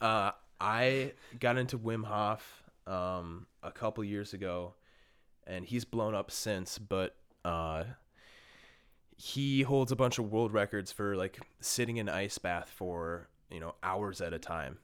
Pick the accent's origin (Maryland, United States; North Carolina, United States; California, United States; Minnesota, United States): Minnesota, United States; Bloomington; born and raised in Minnesota, um, grew up in Bloomington